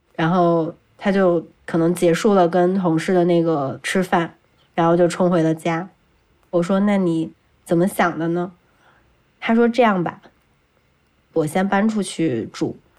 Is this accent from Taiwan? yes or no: no; Beijing, China; 因为我是北京人嘛